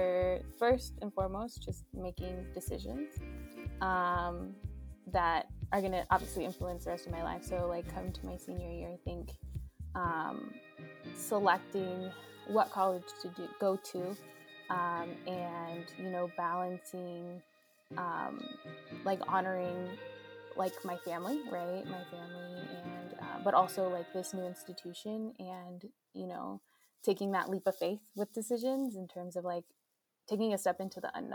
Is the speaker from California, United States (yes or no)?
yes; Lancaster, California, United States; I'm tuning in from Lancaster, California, which is in Southern California